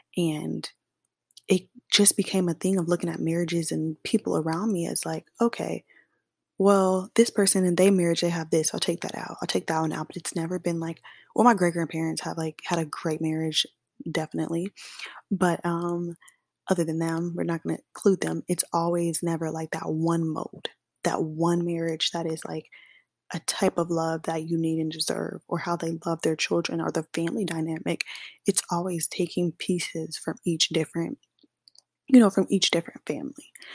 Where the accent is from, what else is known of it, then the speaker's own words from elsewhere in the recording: Kansas City, Missouri, United States; moved away as an adult; now in Dallas, United States; I'm from Kansas City, Missouri, not Kansas, but I do live in Dallas, Texas now as of August of last year.